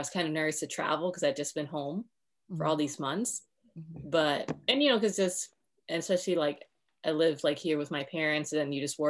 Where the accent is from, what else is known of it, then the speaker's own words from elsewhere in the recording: California, United States; I'm from California